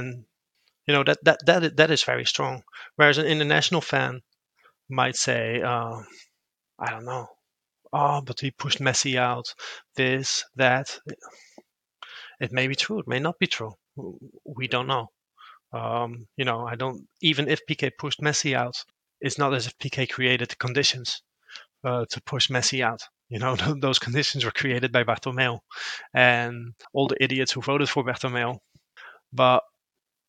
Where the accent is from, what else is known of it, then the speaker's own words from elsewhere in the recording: Rotterdam, South Holland, Netherlands; I grew up in Rotterdam.